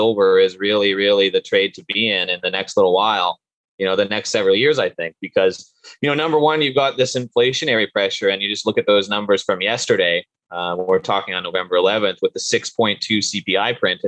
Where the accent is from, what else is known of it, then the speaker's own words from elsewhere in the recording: Canada; also born or lived in Sudbury, Ontario; I'm originally from Canada and went to school here and in Canada and in a place called Sudbury, Ontario.